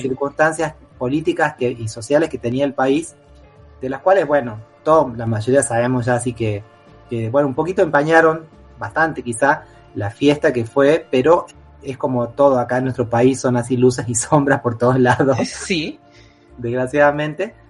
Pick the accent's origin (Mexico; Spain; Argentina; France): Argentina